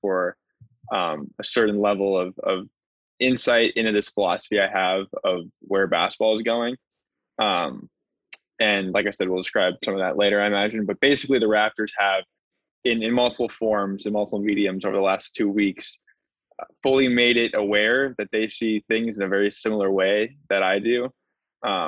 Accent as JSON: {"language": "English", "town": "Los Angeles", "region": "California", "country": "United States", "tie": "born or raised there"}